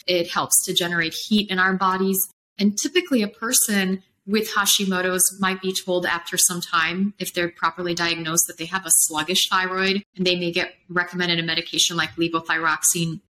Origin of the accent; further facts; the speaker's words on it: Poland; also born or lived in Chicago, United States / Los Angeles, United States / Phoenix, United States / Colorado, United States; now in Austin, United States; I'm from Poland originally, and then I came to Chicago, which is like Poland 2.0